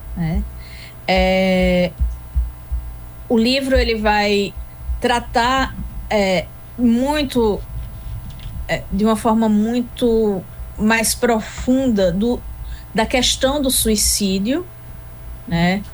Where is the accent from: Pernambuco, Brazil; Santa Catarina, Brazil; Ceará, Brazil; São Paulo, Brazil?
Pernambuco, Brazil; Arcoverde; also born or lived in Recife; Sou pernambucana. Hum. Nascida em Recife e criada em Arco Verde, de modo que Recife é um acidente e Arco Verde é coração.